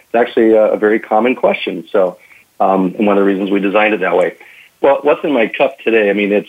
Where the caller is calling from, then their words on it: Minneapolis, Minnesota, United States; I'm actually calling from Minneapolis, Minnesota.